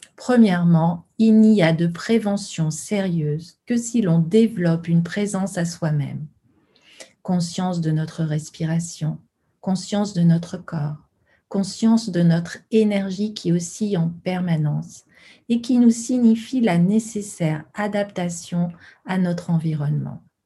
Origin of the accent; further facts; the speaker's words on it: Lyon, Auvergne-Rhône-Alpes, France; sur Lyon, ma ville natale